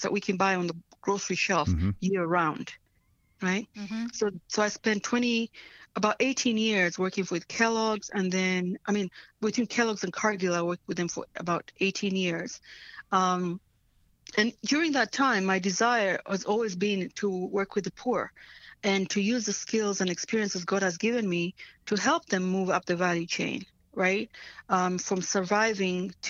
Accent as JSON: {"language": "English", "country": "Tanzania", "tie": "born or raised there", "second_language": "English", "moved": "yes", "said": "I was born in Tanzania, and I grew up during in the 70s, during the time when Idi Amin was waging war in Uganda and then came into Tanzania and was waging war with us"}